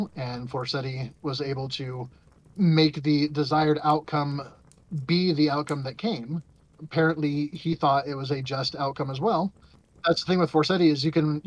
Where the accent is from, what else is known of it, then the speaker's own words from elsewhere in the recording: Scotland, United Kingdom; I'm Scottish and stubborn sometimes